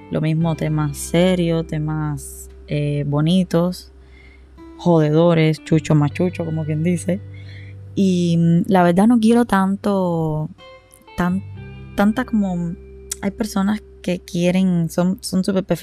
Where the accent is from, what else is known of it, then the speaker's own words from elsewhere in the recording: Varadero, Matanzas, Cuba; A ver, yo he vivido en toda Cuba y soy de las personas que todavía no me siento identificada de dónde soy, pero Sí les puedo decir que donde más tiempo pasé entre tantas mudanzas en mi vida fue en Varadero. Yo crecí